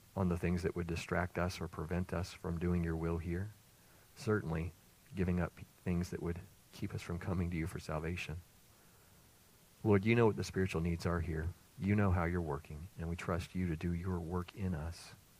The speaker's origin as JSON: {"language": "English", "town": "Greenville", "region": "South Carolina", "country": "United States", "tie": "born or raised there", "also_born_or_lived": "Maryland", "moved": "as an adult", "lives_now": "Leland, United States", "said": "We moved away the first time from my birthplace, my hometown, South Carolina, Greenville"}